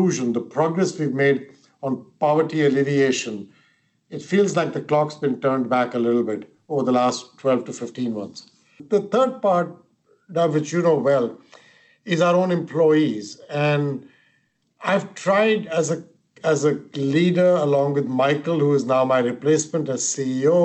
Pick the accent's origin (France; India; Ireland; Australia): India; moved away; I'm of Indian origin, and the country I came from